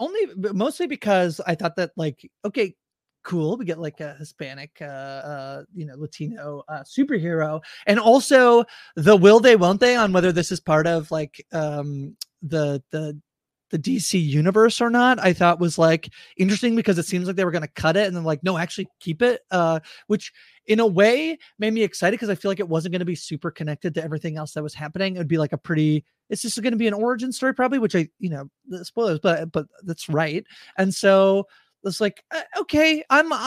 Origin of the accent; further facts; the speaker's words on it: Canada; I'm Canadian